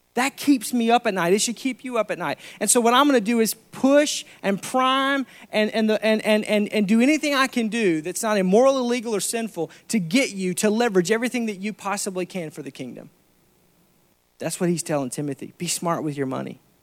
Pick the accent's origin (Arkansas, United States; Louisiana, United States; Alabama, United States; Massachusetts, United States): Arkansas, United States; I'm from Arkansas